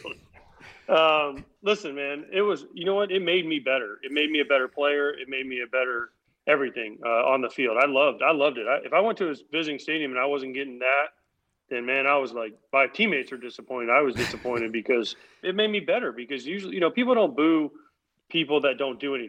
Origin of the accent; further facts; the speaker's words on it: East Coast, United States; I was born on the East Coast. I live on the East Coast